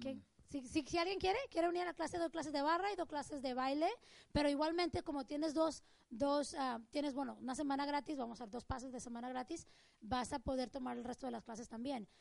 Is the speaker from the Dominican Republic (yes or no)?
no; Mexico; moved away; crecí, en México